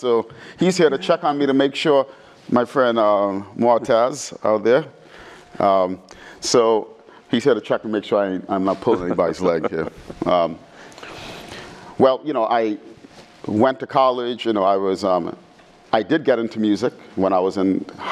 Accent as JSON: {"language": "English", "town": "New York City", "region": "New York", "country": "United States", "tie": "born or raised there", "said": "growing up in the Bronx"}